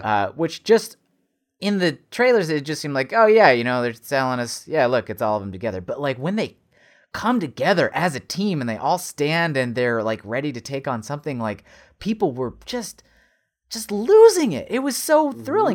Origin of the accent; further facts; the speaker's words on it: United States; Americans, yeah, we have the bag in the cup.